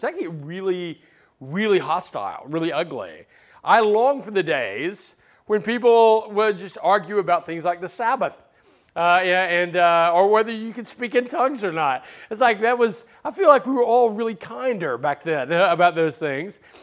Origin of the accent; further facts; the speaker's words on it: Alabama, United States; now in Southern California, United States; I grew up in Alabama